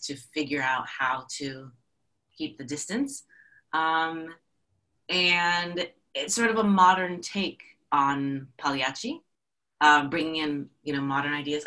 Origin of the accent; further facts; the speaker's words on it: New Jersey, United States; moved away as an adult; now in Atlanta, United States; I'm from New Jersey